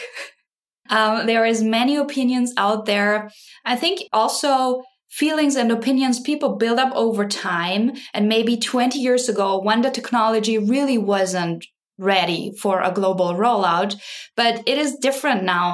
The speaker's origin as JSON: {"language": "English", "town": "Graz", "region": "Styria", "country": "Austria", "tie": "born or raised there", "moved": "as an adult", "lives_now": "Wisconsin, United States", "said": "I am originally from Austria, grew up in, in Graz"}